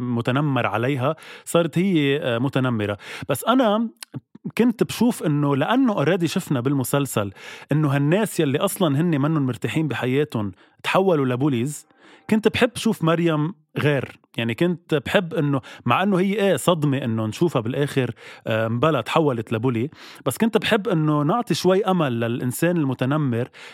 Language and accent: Arabic; Lebanon; نحن كشعب لبناني